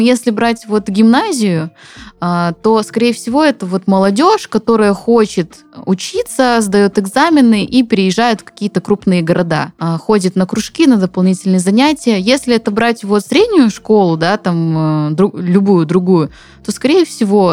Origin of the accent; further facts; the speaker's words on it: Zabaykalsky Krai, Russia; moved away; как говорят у нас на родине, пойдем почи почаюем или почаюем